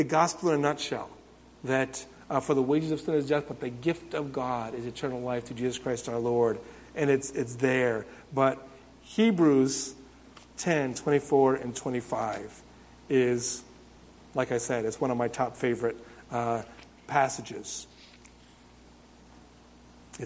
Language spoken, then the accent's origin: English; Windsor, United States; moved away as an adult; now in Japan; I don't have anybody living in my hometown in Windsor anymore